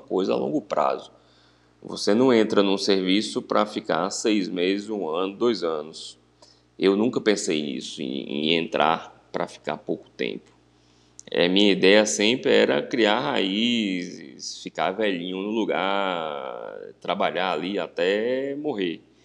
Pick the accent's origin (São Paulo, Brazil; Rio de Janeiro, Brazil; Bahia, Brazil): Bahia, Brazil; Vitória da Conquista; moved away as an adult; Eu sou natural de, de Vitória da Conquista, cidade né, do interior da Bahia